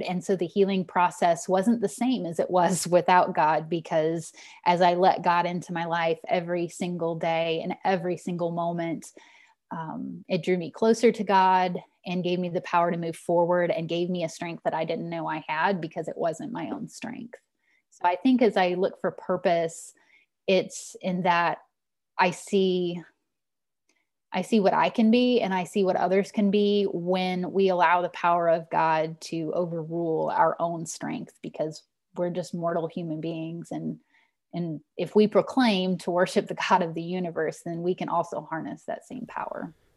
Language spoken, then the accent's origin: English; Lebanon, Missouri, United States; moved away as an adult; also born or lived in Kentucky; now in Texas, United States; I grew up in the White Oak Pond, uh, congregation in Lebanon, Missouri.